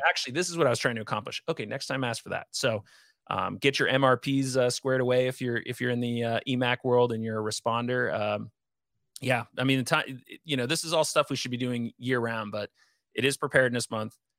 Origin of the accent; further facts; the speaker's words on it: Northeast, United States; growing up in the Northeast